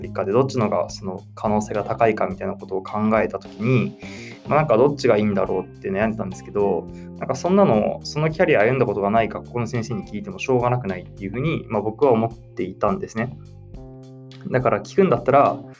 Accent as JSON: {"language": "Japanese", "region": "Ibaraki", "country": "Japan", "tie": "born or raised there", "said": "僕地元が茨城"}